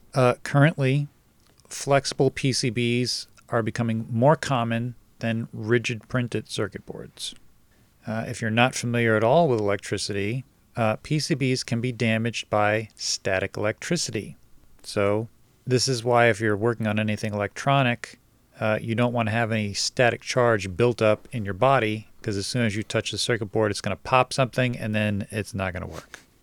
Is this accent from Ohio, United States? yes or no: no; New Jersey, United States; moved away; also born or lived in Brooklyn, New York; I grew up in New Jersey